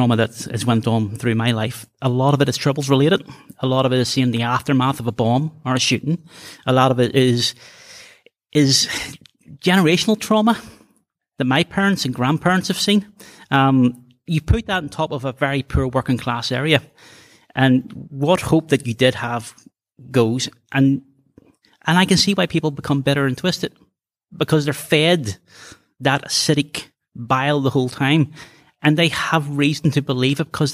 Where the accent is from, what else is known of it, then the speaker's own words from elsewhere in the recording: Belfast, Northern Ireland, United Kingdom; where are you from? And I say the Shankill Road